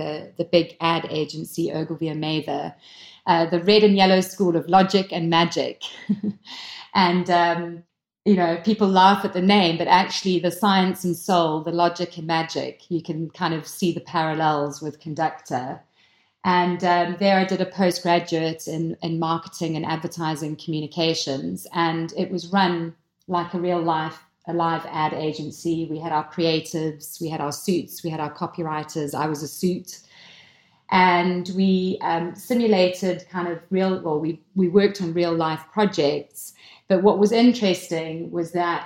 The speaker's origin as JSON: {"language": "English", "country": "South Africa", "tie": "born or raised there", "also_born_or_lived": "Lancashire, United Kingdom", "moved": "as an adult", "lives_now": "United Kingdom"}